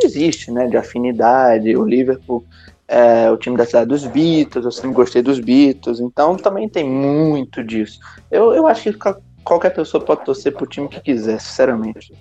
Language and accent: Portuguese; Rio de Janeiro, Brazil; eu nasci no Rio